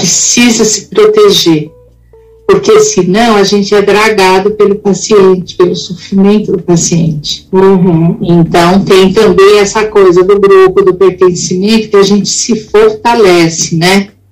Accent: Rio de Janeiro, Brazil; eu sou daqui do Rio

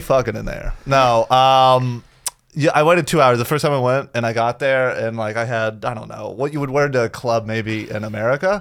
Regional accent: Florida, United States; I grew up in Florida

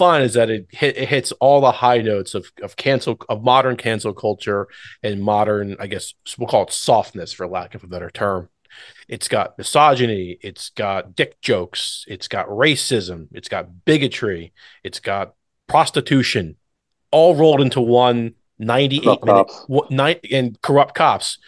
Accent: Warrington, Jamison, Warminster area, Pennsylvania, United States; when we were growing up in the Warrington, Jamison, Warminster area

